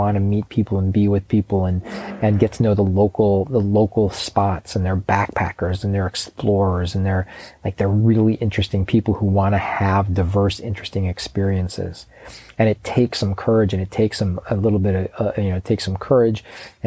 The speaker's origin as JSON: {"language": "English", "town": "Chicago", "region": "Illinois", "country": "United States", "tie": "born or raised there", "said": "I grew up in Chicago"}